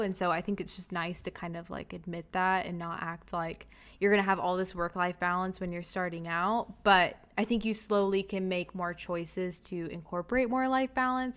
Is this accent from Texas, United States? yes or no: yes; Texas, United States; moved away as an adult; also born or lived in Chicago, United States / New York, United States; I had always lived in Texas my whole life